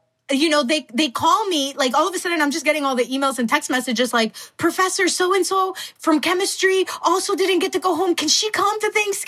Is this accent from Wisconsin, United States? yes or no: yes; Milwaukee, Wisconsin, United States; moved away as an adult; also born or lived in Mexico / California; growing up in Milwaukee, we would get together like on a Saturday to go grill